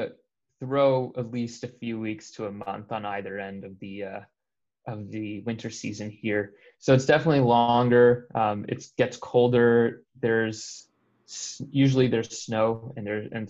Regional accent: Toronto, Ontario, Canada; moved away as an adult; now in United States; I'm originally from Toronto, Ontario, in Canada.

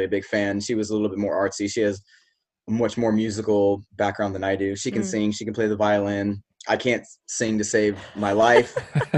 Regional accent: Shawnee, Kansas, United States; So I grew up in Kansas, in Shawnee, Kansas.

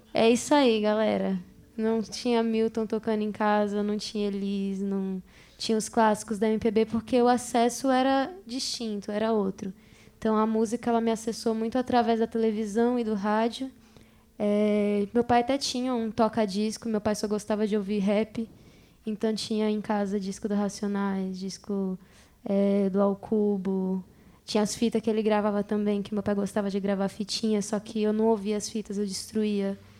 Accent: Guarulhos, São Paulo, Brazil; Eu vivo no bairro que eu nasci até hoje, lá em Guarulhos

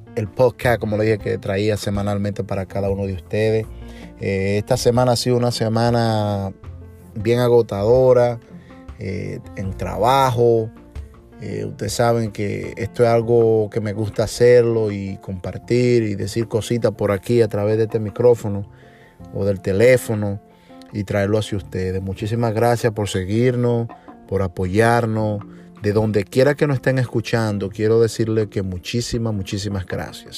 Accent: Montellano, Puerto Plata, Dominican Republic; moved away; nací en República Dominicana, en Montellano, Puerto Plata, en la zona norte, donde desde mi niñez estuve

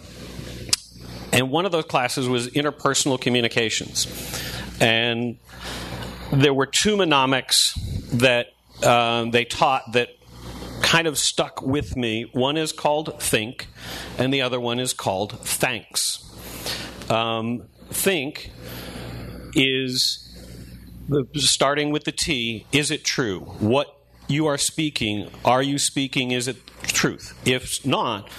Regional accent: Northeast, United States; I grew up in the Northeast

